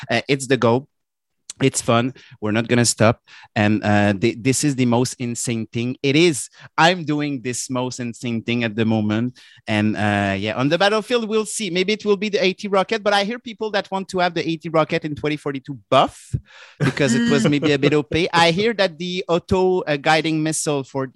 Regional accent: Canada; accent: French Canadian; my French Canadian accent was understandable.

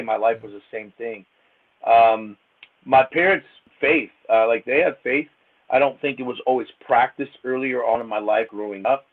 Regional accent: Akron, Ohio, United States; I'm from Akron, Ohio. Originally, we called it the AK Rowdy. So it's just Northeast Ohio

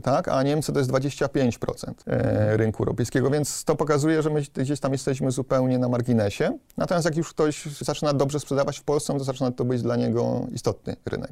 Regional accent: Silesian family, Silesian Voivodeship, Poland; pochodzę z takiej, no, powiedzmy, śląskiej, typowej rodziny. Robotnicza rodzina.

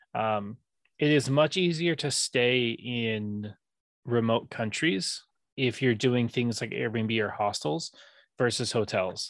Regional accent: San Diego, California, United States; also born or lived in Japan; growing up in San Diego

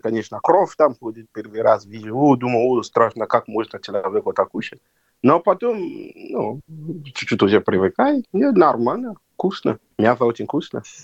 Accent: Nigeria; Russian is a second language; moved away as an adult; also born or lived in China; now in Yakutsk, Russia; Я сам из Нигерии, Западной Африки

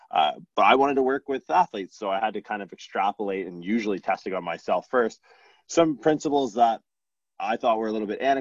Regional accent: Canada; Where are you from? I'm from Canada.

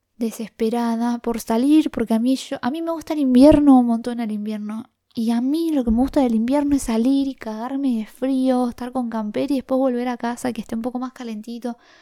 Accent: La Plata, Buenos Aires Province, Argentina; soy de La Plata, del barrio Los Hornos

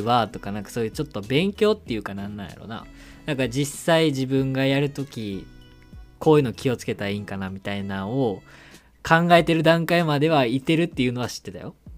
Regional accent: Kyoto, Japan; accent: Kansai dialect; moved away as an adult; now in Tokyo, Japan; 出身が京都なんでまあこうちょっと関西弁で

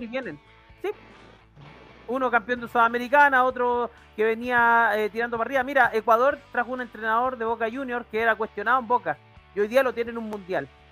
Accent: Chile; como soy chileno

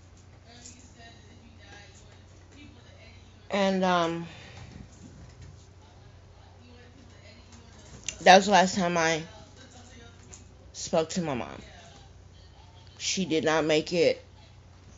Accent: Teague, Texas, United States; moved away; I was back at my hometown, and we were burying my mom, Moore's Angelic Funeral Home in Teague, Texas.

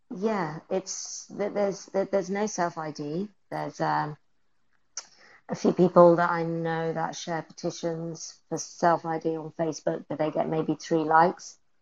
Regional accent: England, United Kingdom; moved away; I'm I'm British, so I'm from Turf Island

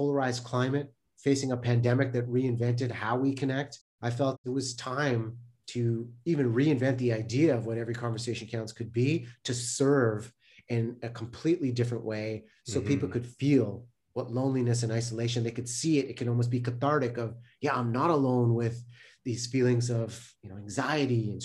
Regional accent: Delta, British Columbia, Canada; I grew up in North Delta, British Columbia

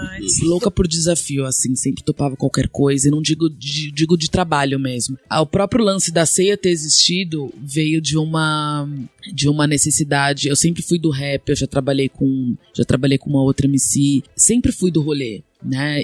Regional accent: São Paulo, Brazil; also born or lived in Vila Mariana, São Paulo; Eu cresci muito criança na Leandro de Itaquera

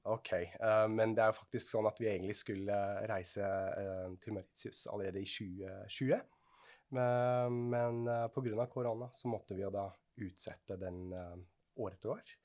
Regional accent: Switzerland; now in Norway; Jeg er fra Sveits.

